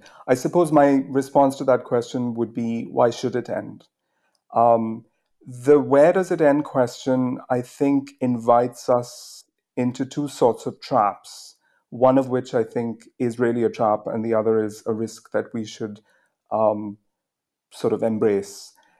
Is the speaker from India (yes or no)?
yes; India; now in United Kingdom; I came to the UK from India on a Rhodes scholarship